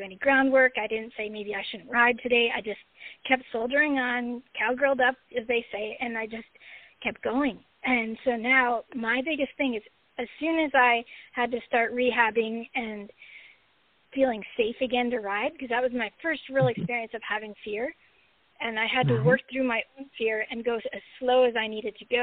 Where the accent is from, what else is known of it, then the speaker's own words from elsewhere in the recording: Long Island, New York, United States; I grew up on Long Island in New York